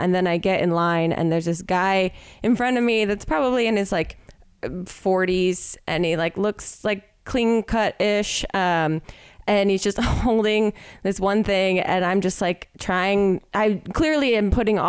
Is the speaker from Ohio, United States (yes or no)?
yes; Ohio, United States; When I lived in Ohio, I'm from Ohio, I had a yard sale one time to try and sell everything before I moved